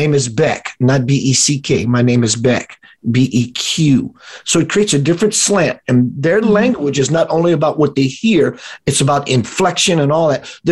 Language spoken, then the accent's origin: English; South Louisiana, United States; We're in South Louisiana, my hometown kind of setting